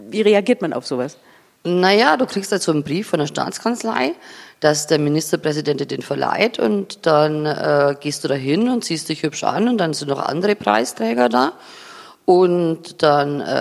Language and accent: German; Sulzburg, Bavaria, Germany; aber ich komme aus der Oberpfalz, aus einem Dorf, das heißt Sulzburg. Ganz ehrlich, das ist auch nicht das Zentrum.